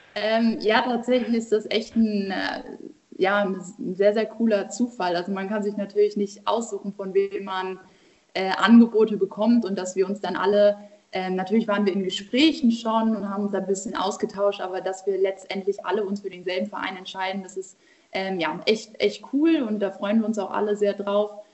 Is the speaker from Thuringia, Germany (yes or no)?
no; Buxtehude, Lower Saxony, Germany; Ich bin aktuell in Buxtehude, in meiner Heimatstadt bei meiner Familie